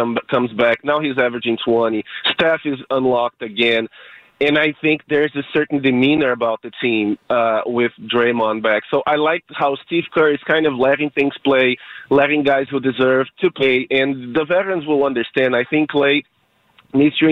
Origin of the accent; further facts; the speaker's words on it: Brazil; I'm from Brazil.